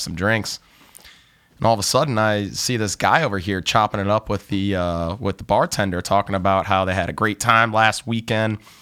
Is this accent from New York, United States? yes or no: no; Cleveland, Ohio, United States; moved away as an adult; now in Southern California, United States; I'm originally from Cleveland, Ohio